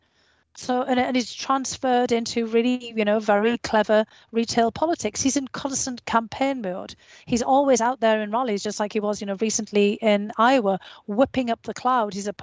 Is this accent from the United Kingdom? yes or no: yes; United Kingdom; growing up in Australia, in the United Kingdom